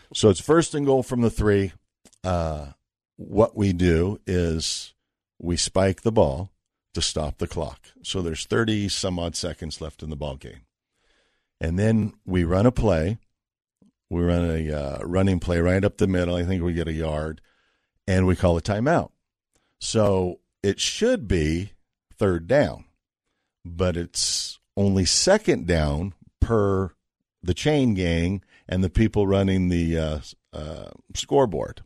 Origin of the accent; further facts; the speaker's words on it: Las Vegas, Nevada, United States; also born or lived in Boulder, Colorado; I was from Vegas